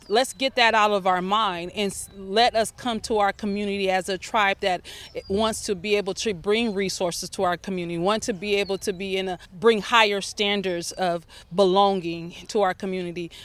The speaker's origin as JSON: {"language": "English", "town": "Altadena", "region": "California", "country": "United States", "tie": "born or raised there", "said": "we was raised in Altadena"}